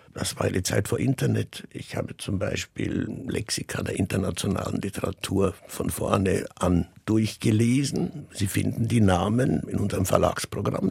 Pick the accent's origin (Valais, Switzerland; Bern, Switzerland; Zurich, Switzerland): Zurich, Switzerland; meine Heimat in dem Sinne ganz persönlich ist, ist Zürich, ist die Schweiz.